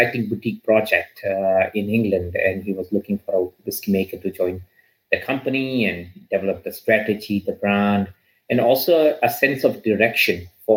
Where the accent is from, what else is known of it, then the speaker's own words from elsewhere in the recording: India; moved away; I grew up in India